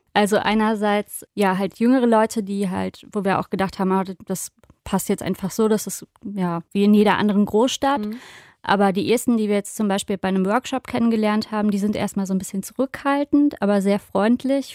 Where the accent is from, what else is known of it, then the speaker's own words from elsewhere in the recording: Rhineland, Germany; für mich gerade als Rheinländerin